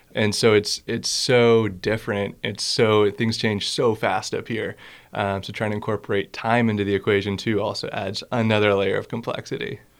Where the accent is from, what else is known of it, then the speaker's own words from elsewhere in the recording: Boston, Massachusetts, United States; moved away as an adult; also born or lived in Concord, Massachusetts; now in Alaska, United States; I grew up in Boston, Massachusetts, uh, on the East Coast.